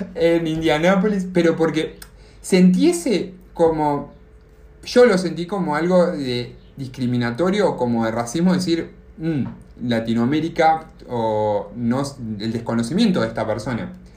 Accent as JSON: {"language": "Spanish", "country": "Argentina", "moved": "as an adult", "lives_now": "United States", "said": "soy de Argentina"}